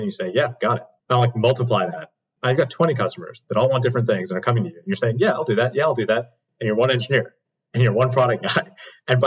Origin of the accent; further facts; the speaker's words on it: Chicago, Illinois, United States; now in Orange County, United States; I'm from Chicago